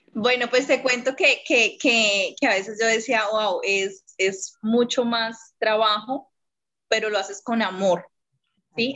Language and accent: Spanish; Bogotá, Colombia; now in Neiva, Colombia; soy de acá de Colombia, eh, soy realmente de la capital de Bogotá, pero en ese momento estoy viviendo en una ciudad que se llama Neiva